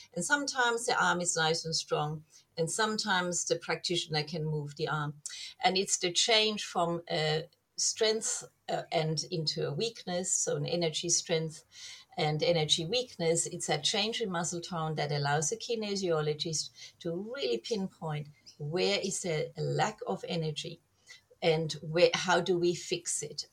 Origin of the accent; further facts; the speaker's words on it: Germany; moved away; I grew up in Germany